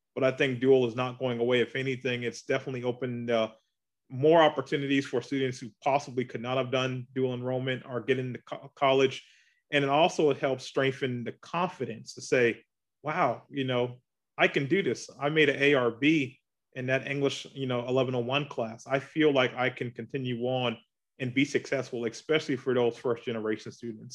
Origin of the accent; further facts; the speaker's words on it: Charleston, South Carolina, United States; moved away as an adult; now in Augusta, United States; I'm from Charleston, South Carolina, uh, born and raised there